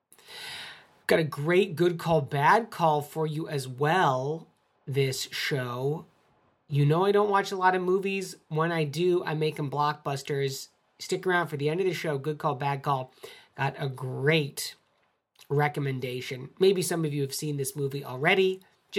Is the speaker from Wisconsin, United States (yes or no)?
no; Ann Arbor, Michigan, United States; moved away; I grew up in Ann Arbor.